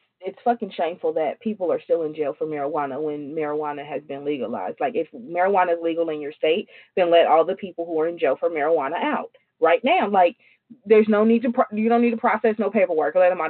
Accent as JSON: {"language": "English", "region": "New York", "country": "United States", "said": "I'm from New York."}